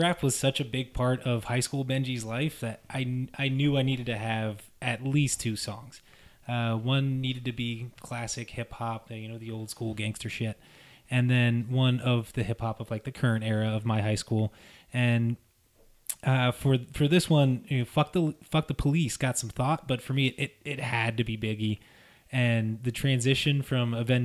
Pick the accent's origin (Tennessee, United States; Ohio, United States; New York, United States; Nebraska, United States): Ohio, United States; Wilmington; growing up in Wilmington, Ohio.